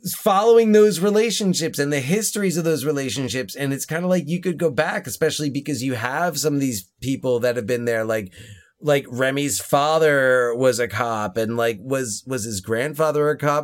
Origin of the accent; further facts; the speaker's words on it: New Jersey, United States; we are from New Jersey.